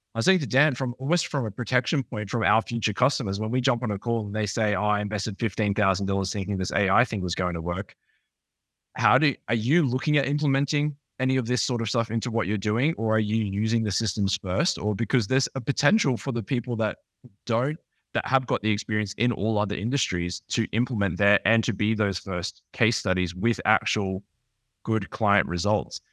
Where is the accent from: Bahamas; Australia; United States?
Australia; I'm from Australia